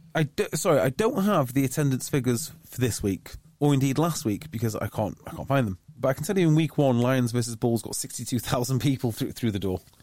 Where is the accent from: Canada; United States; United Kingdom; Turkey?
United Kingdom; North Wales; I grew up in North Wales